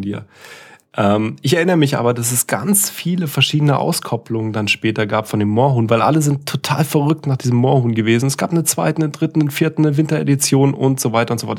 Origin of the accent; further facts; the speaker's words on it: East Germany, Germany; moved away; also born or lived in Karlsruhe; Ich komme ja aus dem Osten